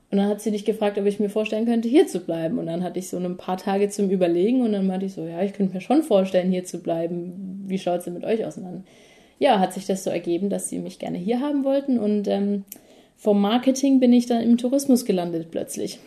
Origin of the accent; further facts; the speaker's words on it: Mannheim, Baden-Württemberg, Germany; moved away as an adult; now in New Zealand; die Heimat ist immer noch Mannheim und es wird auch immer die Heimat bleiben